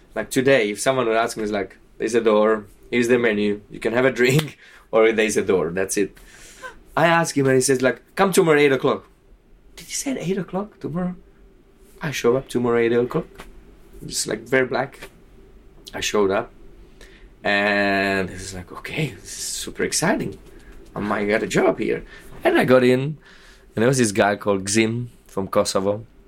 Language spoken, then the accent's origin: English; Nitra, Nitra Region, Slovakia; moved away; also born or lived in Prague; to Nitra, to my hometown